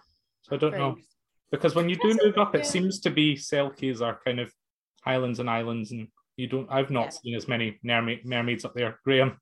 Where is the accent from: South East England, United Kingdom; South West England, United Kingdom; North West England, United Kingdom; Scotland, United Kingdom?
Scotland, United Kingdom; Dumfries; I'm from Dumfries